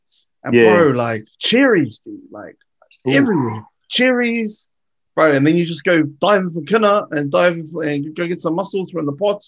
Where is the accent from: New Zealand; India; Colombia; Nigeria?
New Zealand; Clinton; I'm from Clinton